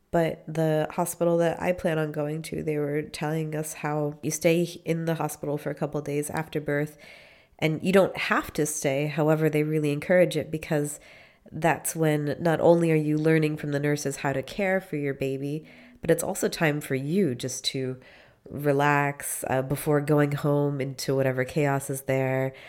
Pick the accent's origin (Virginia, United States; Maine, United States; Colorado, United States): Maine, United States; moved away as an adult; now in Freiburg, Germany; I am from Maine